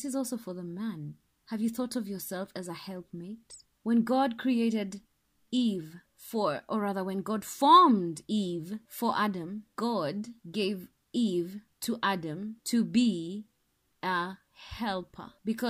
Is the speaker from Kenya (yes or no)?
yes; Kenya; Well, I'm Kenyan, so I'm going to call it Nabal.